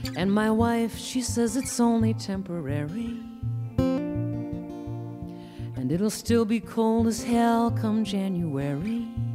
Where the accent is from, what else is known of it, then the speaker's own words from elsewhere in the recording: Iowa, United States; my home state of Iowa